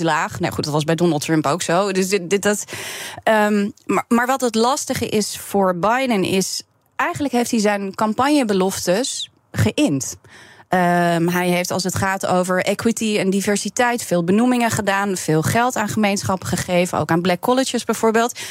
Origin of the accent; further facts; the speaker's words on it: Netherlands; ik ben Nederlandse